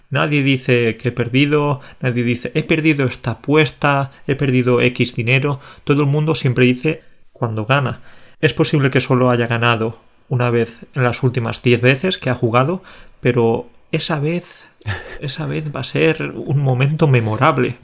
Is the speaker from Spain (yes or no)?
yes; Spain